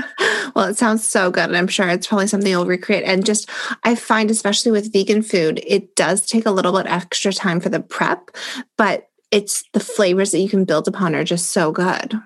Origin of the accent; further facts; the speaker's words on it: Toronto, Ontario, Canada; I grew up in Toronto. I've lived here my whole life